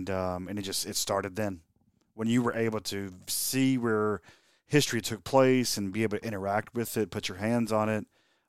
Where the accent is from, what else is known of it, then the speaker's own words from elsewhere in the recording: Winterville, North Carolina, United States; I'm from Winterville, and my dad was from Aiden, and my mom's from Winterville. So my roots are right there in Pitt County.